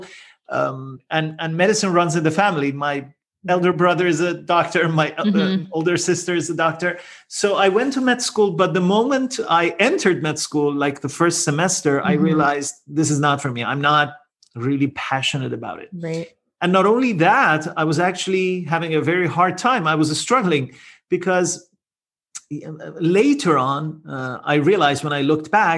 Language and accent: English; Iran; moved away as an adult; also born or lived in Netherlands; now in Toronto, Canada; I'm originally from Iran, but then my wife and I moved to the Netherlands and eventually we landed in Toronto, Canada.